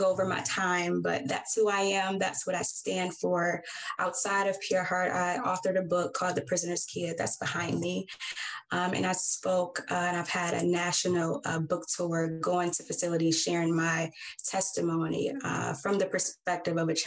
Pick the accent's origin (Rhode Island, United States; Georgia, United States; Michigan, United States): Michigan, United States; Detroit; I'm born and raised in Detroit, Michigan